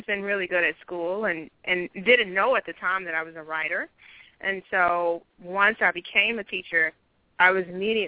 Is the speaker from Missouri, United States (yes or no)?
yes; St. Louis, Missouri, United States; also born or lived in Hamburg, Germany; I was born in Hamburg, but we moved immediately back to the States once I was born. So, of course, I was the daughter of a military. We made our way back. I've been in St. Louis ever since